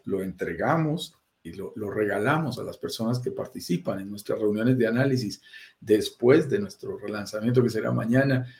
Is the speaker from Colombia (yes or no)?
yes; Colombia; also born or lived in Bogotá, Colombia; Yo vivo en Bogotá, Colombia, soy colombiano, como tú lo sentirás en mi acento